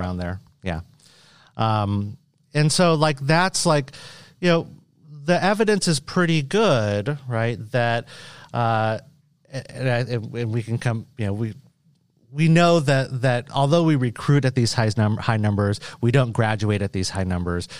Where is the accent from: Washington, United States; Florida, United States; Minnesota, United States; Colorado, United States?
Washington, United States; Western Washington State, United States; moved away as an adult; also born or lived in Indiana; now in Iowa, United States; I'm a Boricua from Washington State, from Western Washington State